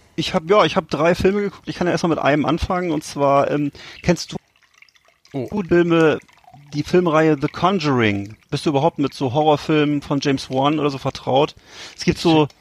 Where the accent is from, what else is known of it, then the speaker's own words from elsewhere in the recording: West Germany, Germany; moved away; sind wir ja als Westdeutsche, als Kinder aufgewachsen